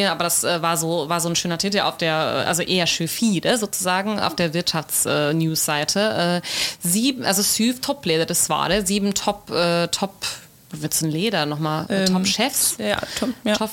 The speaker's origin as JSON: {"language": "German", "town": "Ålesund", "region": "Møre og Romsdal", "country": "Norway", "said": "Ålesund, wo ich herkomme, Hemsedal, wo die Hütte steht, Numedal, wo mein Mann äh, einen Bauernhof hat"}